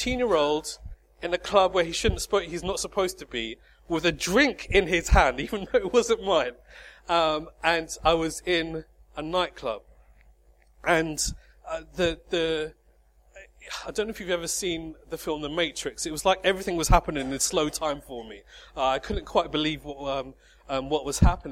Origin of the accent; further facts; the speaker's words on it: High Wycombe, South East England, United Kingdom; High Wycombe, my hometown